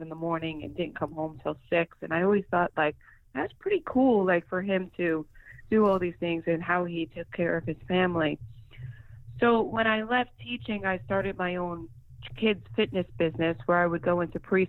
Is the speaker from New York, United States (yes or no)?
yes; New York, United States; I grew up in New York my whole life, although I've had stints in and out of the state